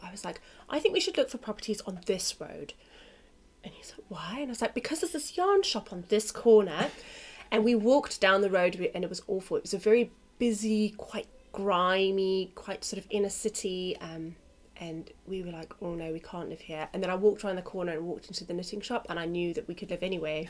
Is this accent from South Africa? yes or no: yes; South Africa; also born or lived in London, United Kingdom; now in Australia; I was born in South Africa